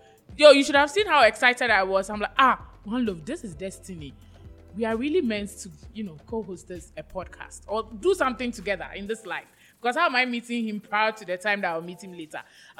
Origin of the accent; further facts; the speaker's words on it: Jamestown, Greater Accra, Ghana; Oh, yes, I'm from Jamestown.